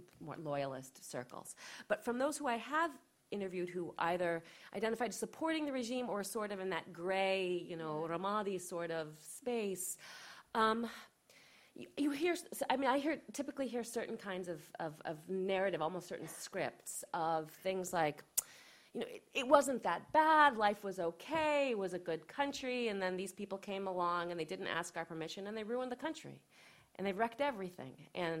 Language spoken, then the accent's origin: English; United States; I'm an American